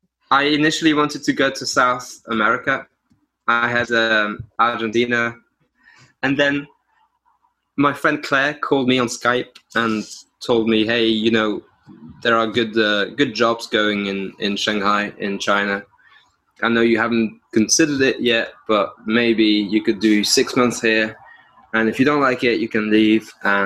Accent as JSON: {"language": "English", "region": "Brussels", "country": "Belgium", "tie": "born or raised there", "also_born_or_lived": "France", "said": "I grew up in, I want to say, three places. I grew up in Belgium, in Brussels. And then my parents tried to move down to the southwest of France."}